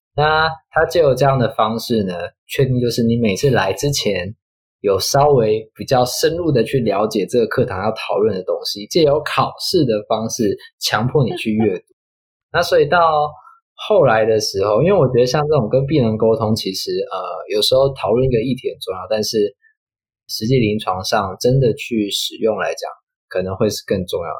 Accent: Taiwan; 我们台湾

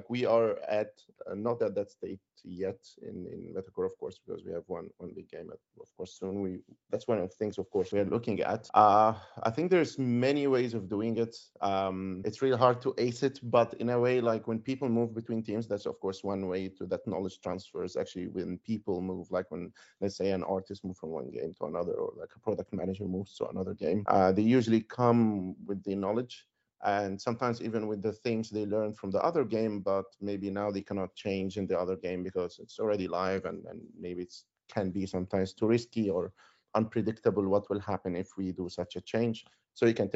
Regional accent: Cairo, Cairo Governorate, Egypt; moved away as an adult; now in Finland; I'm originally from Cairo. I was born there. I moved to Finland in 2011.

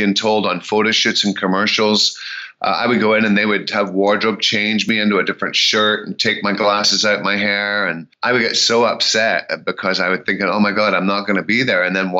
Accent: Scotland, United Kingdom; also born or lived in Memphis, Tennessee; now in United States; I'm Scottish

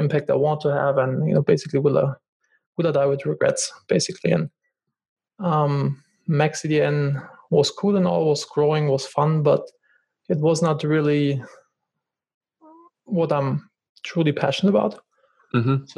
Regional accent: Germany; moved away; I'm originally from Germany

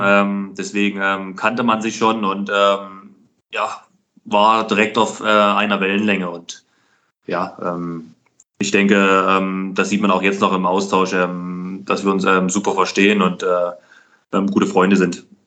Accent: Dresden, Saxony, Germany; moved away as an adult; ich habe in meiner Heimatstadt für den Dynamo Dresden gespielt

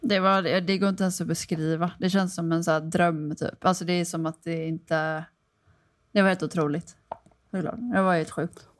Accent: Kullavik, Västra Götaland, Sweden; jag är från Kullavik

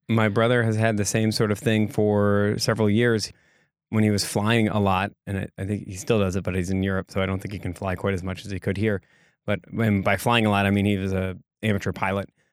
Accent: Egg Harbor, Wisconsin, United States; also born or lived in Sister Bay, Wisconsin; I grew up in Egg Harbor. and later on moved to Sister Bay

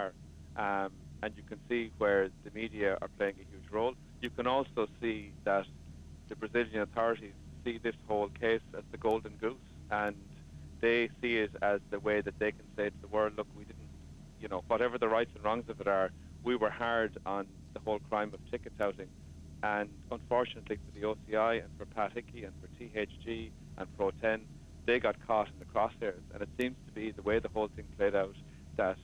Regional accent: Ireland; They made us proud of being Irish

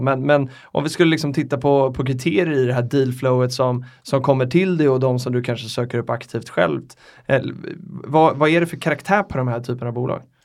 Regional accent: Sweden

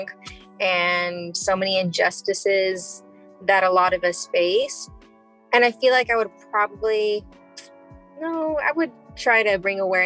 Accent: Chicago, Illinois, United States; I grew up in Pilsen, Chicago

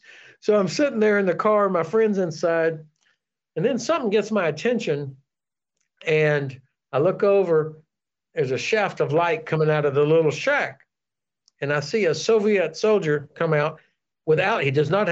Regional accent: United States; You know, as an American, I could go back and forth on orders.

